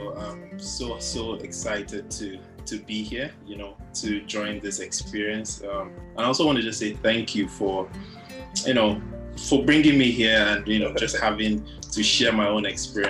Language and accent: English; Benin City, Edo, Nigeria; moved away as an adult; also born or lived in Lagos, Nigeria / United Kingdom; now in Toronto, Canada; I was born in Edo State, in the Benin City, for those people. So this is like, you know, the south part of Nigeria, you know, so yeah. That's where I was born.